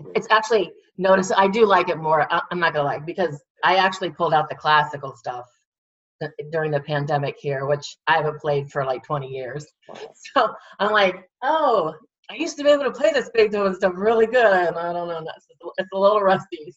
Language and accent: English; Williamsport, Pennsylvania, United States; I grew up in Williamsport.